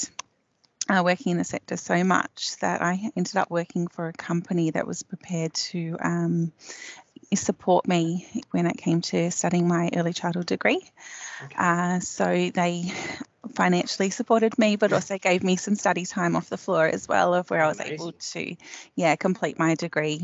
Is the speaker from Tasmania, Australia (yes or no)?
no; Sydney, New South Wales, Australia; also born or lived in London; I grew up in Sydney, with a brother and a sister and a mum and a dad.